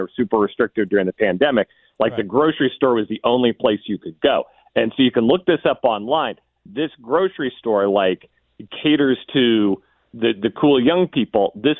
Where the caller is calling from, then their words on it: Los Angeles, California, United States; Los Angeles, California. There's a palm tree right outside my window.